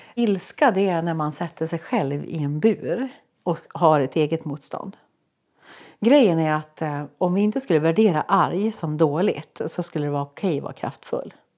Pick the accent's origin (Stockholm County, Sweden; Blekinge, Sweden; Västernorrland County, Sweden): Västernorrland County, Sweden; Sollefteå; jag är från Sollefteå